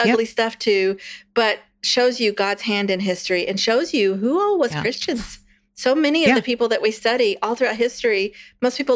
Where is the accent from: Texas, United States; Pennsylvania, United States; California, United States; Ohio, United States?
Texas, United States; I'm from Texas. We've been Texans for 9 generations